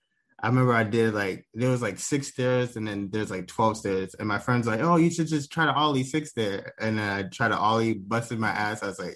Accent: Washington, United States; I'm from Washington

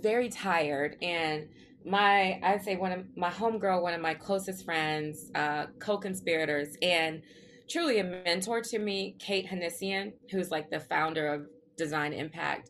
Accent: the South, United States; I grew up in the South

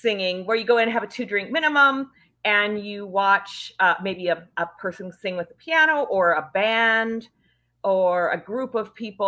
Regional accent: Northern Saskatchewan, Canada; I'm actually from Canada. I'm from Northern Saskatchewan originally

